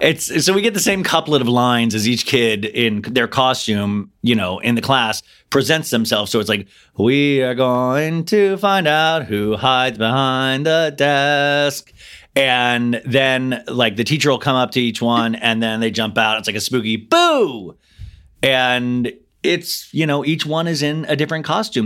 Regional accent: Olathe, Kansas, United States; I grew up in Olathe, Kansas

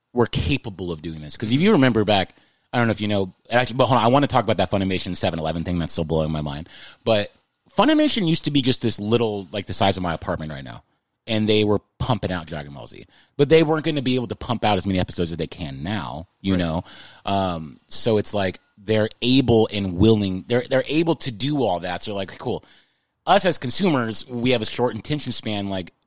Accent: San Antonio, Texas, United States; moved away as an adult; now in Los Angeles, United States; I grew up in Texas

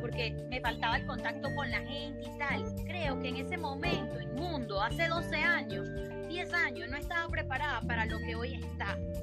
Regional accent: Chichiriviche, Falcón, Venezuela; moved away as an adult; now in Aruba; yo crecí en Chichiribichi

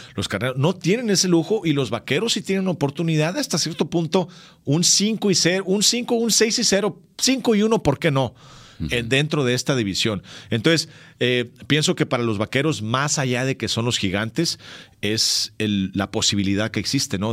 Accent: Cananea, Sonora, Mexico; en mi pueblo, en Cananea, también había un ojo de agua

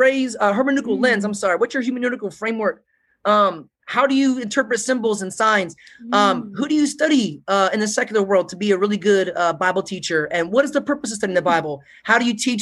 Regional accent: United States; I'm American

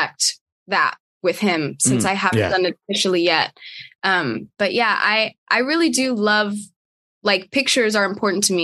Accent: San Jose, California, United States; my mom and I would do like thrift shopping like every weekend in my hometown. That was like our thing. And we would always find brands and whatever. And she has like, you know, a closet full of vintage Prada that she's found at the fucking Goodwill in San Jose.

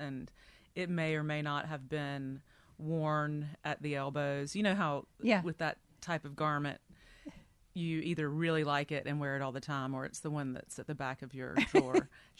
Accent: Deep Run, North Carolina, United States; I'm from Deep Run, North Carolina, which is in eastern North Carolina.

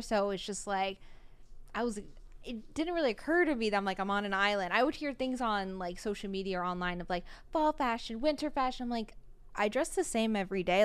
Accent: Oahu, Hawaii, United States; I've just gone here my whole life

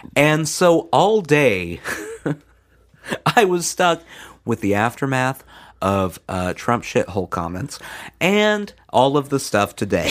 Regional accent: Midwest, United States; now in the South, United States; growing up in the Midwest

